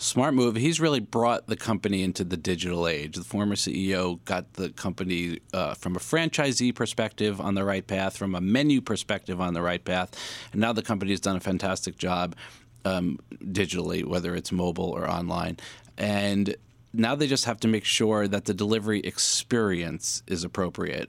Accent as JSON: {"language": "English", "region": "New York", "country": "United States", "said": "I'm a New Yorker"}